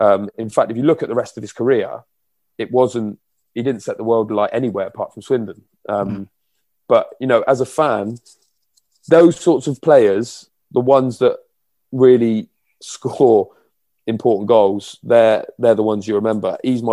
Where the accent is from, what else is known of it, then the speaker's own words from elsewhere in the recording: Brisbane, Queensland, Australia; born there; I was born in Brisbane, believe it or not.